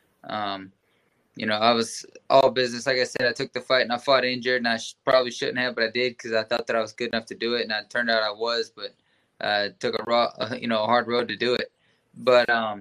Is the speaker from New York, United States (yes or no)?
no; Texas, United States; I'm a Texas boy. Texas is my home state. It's my hometown, the whole thing